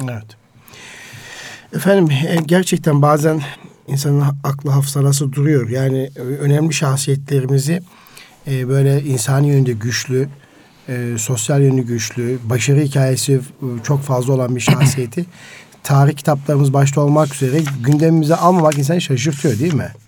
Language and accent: Turkish; Karaman Province, Turkey